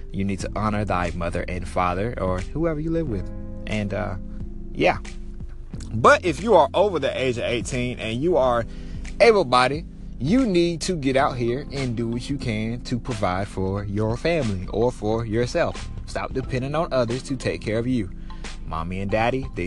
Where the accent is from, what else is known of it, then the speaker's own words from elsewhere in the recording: Eastern North Carolina, United States; now in Dallas, United States; I am from Eastern North Carolina, but I currently live in Dallas